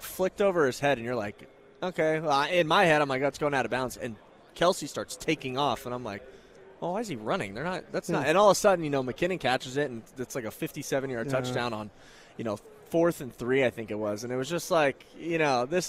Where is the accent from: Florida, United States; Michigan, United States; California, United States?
California, United States; Thousand Oaks; I'm from Thousand Oaks